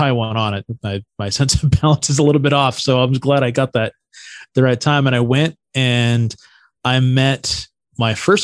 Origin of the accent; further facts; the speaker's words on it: Santa Cruz, California, United States; I grew up in Santa Cruz, which was like a really iconic surf town in Northern California.